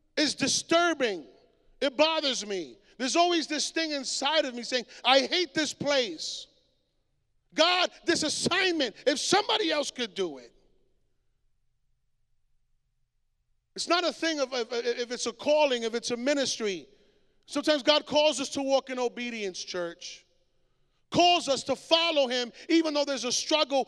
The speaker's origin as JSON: {"language": "English", "country": "Puerto Rico", "said": "my island, los borinqueños son americanos, we are American"}